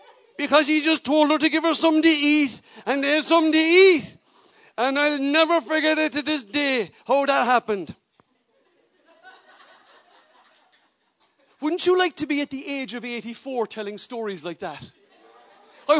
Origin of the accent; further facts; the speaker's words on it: Cork, Munster, Ireland; I'm from Cork myself and I tell them I'm a Christian